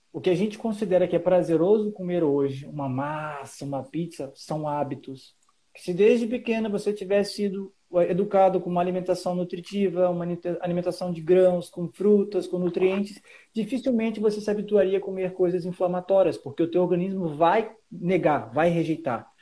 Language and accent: Portuguese; Rio de Janeiro, Brazil; now in Santa Catarina, Brazil; eu sou do Rio de Janeiro e estou em Santa Catarina